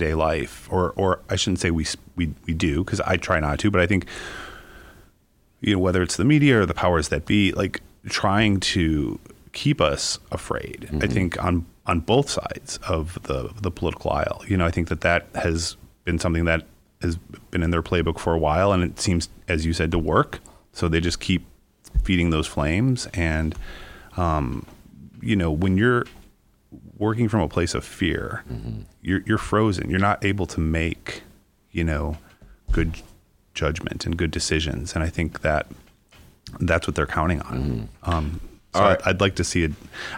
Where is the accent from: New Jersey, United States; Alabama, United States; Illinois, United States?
Illinois, United States; Chicago; born and raised in Chicago